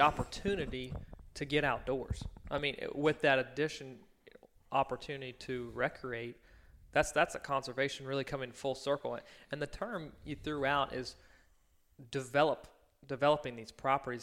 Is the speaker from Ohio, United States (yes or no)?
no; Virginia, United States; I grew up in Virginia